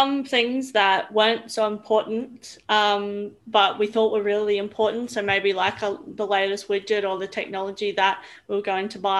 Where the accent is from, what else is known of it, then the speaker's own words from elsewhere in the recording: Roma, Queensland, Australia; also born or lived in Brisbane; I grew up in Roma, so a really small town in Queensland.